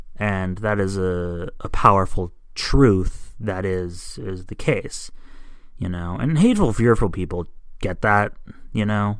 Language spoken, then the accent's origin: English; United States; as an American